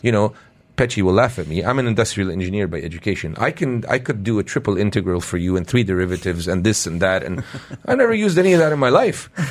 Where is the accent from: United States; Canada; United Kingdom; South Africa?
Canada; now in United Arab Emirates; when we were growing up in Canada